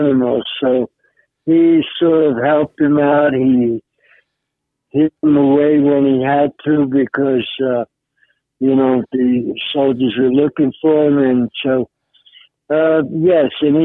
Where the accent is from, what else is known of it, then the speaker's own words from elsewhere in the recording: New York City, New York, United States; I grew up in Manhattan